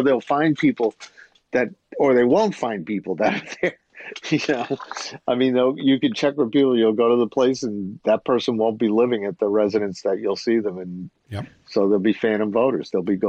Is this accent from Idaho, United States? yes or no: no; New York, United States; I grew up in around New York